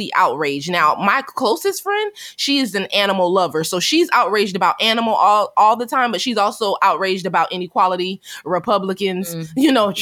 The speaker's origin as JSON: {"language": "English", "town": "Myrtle Beach", "region": "South Carolina", "country": "United States", "tie": "born or raised there", "said": "I grew up in Myrtle Beach, so I had my share of Caucasians when I was in school there."}